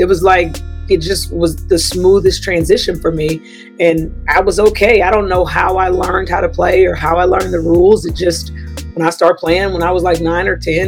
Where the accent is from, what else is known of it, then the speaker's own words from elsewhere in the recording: Bay City, Texas, United States; grew up in Bay City, Texas, south of Houston